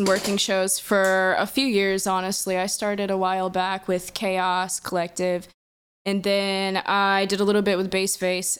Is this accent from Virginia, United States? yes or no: no; Kansas City, Missouri, United States; also born or lived in Lawrence; So I'm from Kansas City originally, the Northland. I've kind of moved in back and forth between Lawrence and Casey a lot.